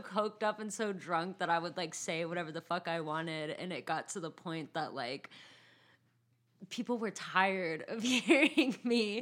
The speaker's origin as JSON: {"language": "English", "town": "San Bernardino", "region": "California", "country": "United States", "said": "I'm from San Bernardino"}